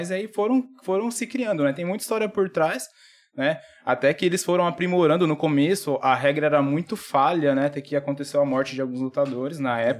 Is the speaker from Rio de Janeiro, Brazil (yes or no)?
no; Dracena, São Paulo, Brazil; eu nasci, eu nasci em São Paulo, com três anos a gente veio embora pra cá.